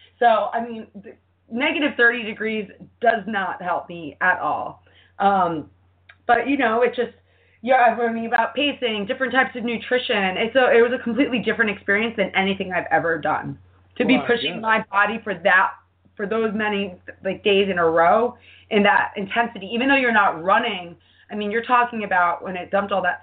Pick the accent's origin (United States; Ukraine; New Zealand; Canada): United States; New York; being a New Yorker